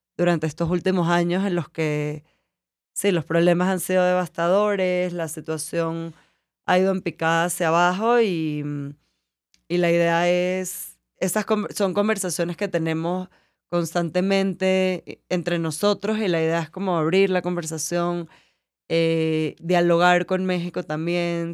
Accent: Venezuela; moved away as an adult; also born or lived in New York; yo llevo 12 años que me fui de Venezuela

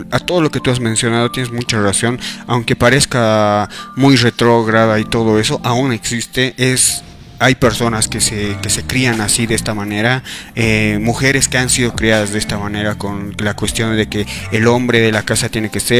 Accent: Bolivia; para pensar que como bolivianos nos da un para

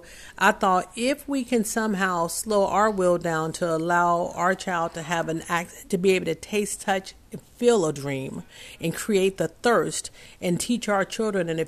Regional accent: the South, United States; I'm from the South

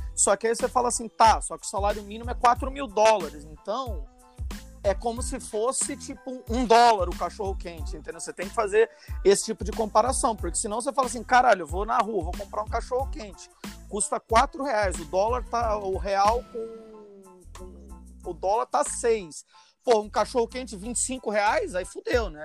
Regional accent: Rio de Janeiro, Brazil; now in Iceland; eu nasci no Rio, mas minha família toda é italiana

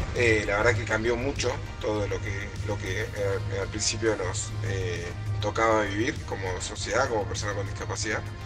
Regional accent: Argentina; soy atleta paralímpico argentino, represento eh, Argentina

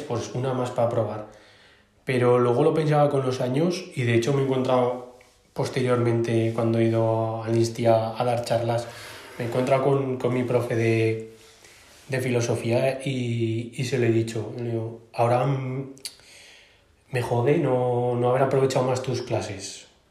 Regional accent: Aragon, Spain; como buen maño

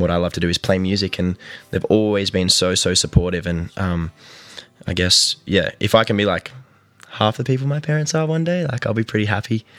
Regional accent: Newcastle, New South Wales, Australia; I am from Newcastle on the East Coast of New South Wales.

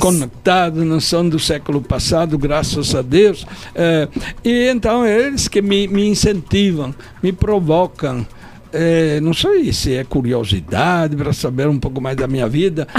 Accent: Turin, Piedmont, Italy; accent: Italian; Portuguese is a second language; moved away as an adult; also born or lived in Palmares, Brazil / Pesqueira, Brazil; now in Caruaru, Brazil; eu sou lá da região do Piemonte, Turim, é grande

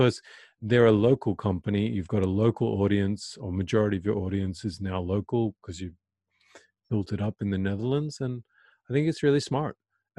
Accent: Australia; I'm proud to be Australian, you know. So when people say, oh, you're from America, I'm like, no, I'm Australian, you know.

